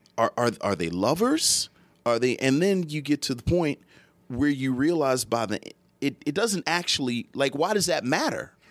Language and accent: English; Philadelphia, Pennsylvania, United States; we're from Philadelphia